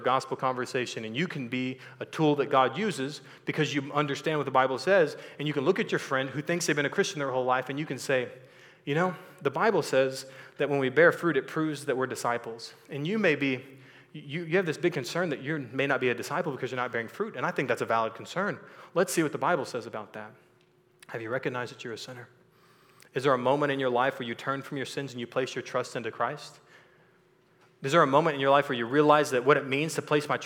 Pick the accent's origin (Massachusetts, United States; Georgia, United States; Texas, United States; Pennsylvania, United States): Texas, United States; I was born and raised in Texas, so I lived in this culture.